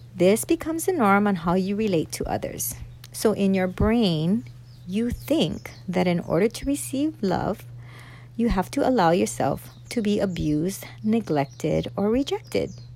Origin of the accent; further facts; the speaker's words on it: Oahu, Hawaii, United States; i am a local girl, born and raised here on Oahu.